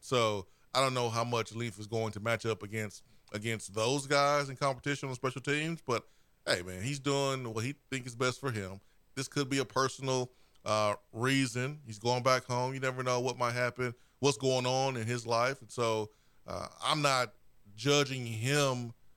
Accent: Alabama, United States; now in Knoxville, United States; I'm from Alabama.

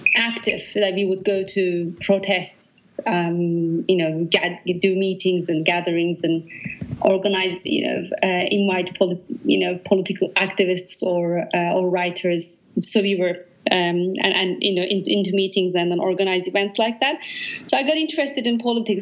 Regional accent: Ürgüp, Nevşehir, Turkey; moved away; also born or lived in Van, Turkey / Ankara, Turkey; I grew up in Cappadocia in Urgut.

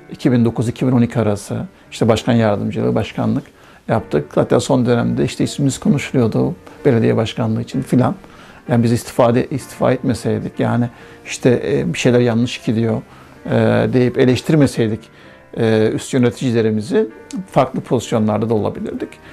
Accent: Uşak, Uşak Province, Turkey; moved away as an adult; also born or lived in Kazakhstan / Casablanca, Morocco; now in Germany; Uşaklıyım, inşaat mühendisiyim.

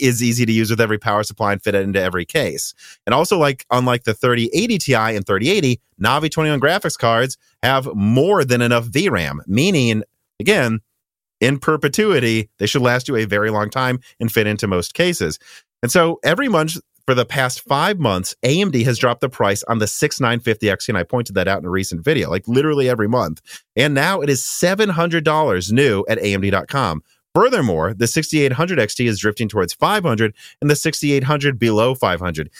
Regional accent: Minnesota, United States; I'm from Minnesota

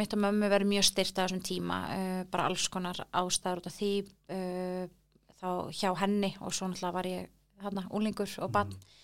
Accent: Reykjavík, Capital Region, Iceland; þar elst ég upp svona

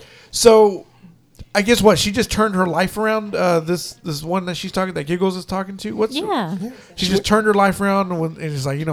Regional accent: Haltom City, Texas, United States; I'm from Haltom City

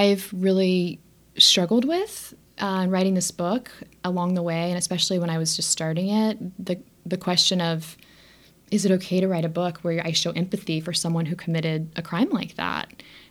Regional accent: Texas, United States; also born or lived in Arizona; Like, you know, I grew up in Texas. I was living in Arizona.

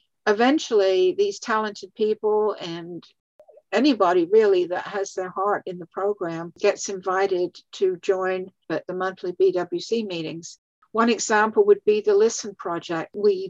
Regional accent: England, United Kingdom; moved away; the highlights of my whole career of doing this life story writing was when I was invited back to my home country of England about 3 years ago

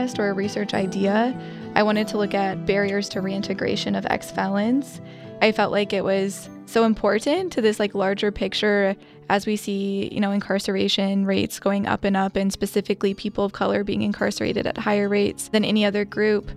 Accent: Petersburg, Alaska, United States; I am from Southeast Alaska, a little island called Petersburg. The community that I'm from has a large Alaska Native population

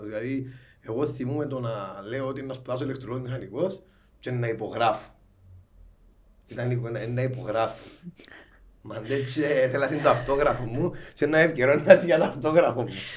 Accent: Larnaca, Larnaca District, Cyprus; moved away as an adult; now in Nicosia, Cyprus; παιδί προσφύγων, ε, μεγάλωσα στη Λάρνακα

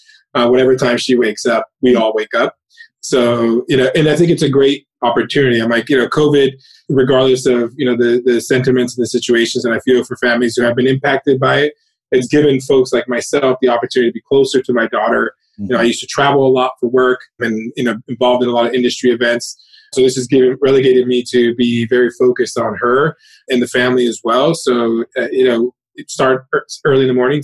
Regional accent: Miami, Florida, United States; moved away as an adult; also born or lived in New York; now in Jersey City, United States; I'm originally from Miami

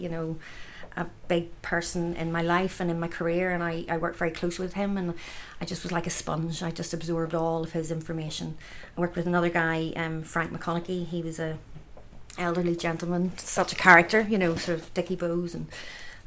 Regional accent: Dundonald, Northern Ireland, United Kingdom; I grew up in Dundonald, just up the road

